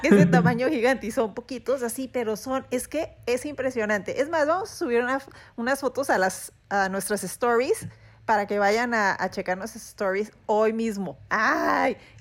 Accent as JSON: {"language": "Spanish", "country": "Mexico", "said": "somos mexicanos"}